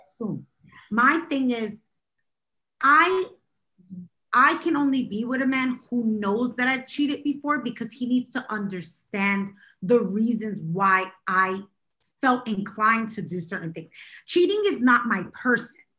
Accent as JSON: {"language": "English", "town": "New York City", "region": "New York", "country": "United States", "said": "I'm from Brooklyn"}